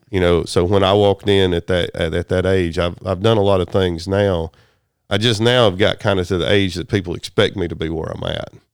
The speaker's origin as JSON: {"language": "English", "area": "Chattooga County", "region": "Georgia", "country": "United States", "tie": "born or raised there", "also_born_or_lived": "Germany"}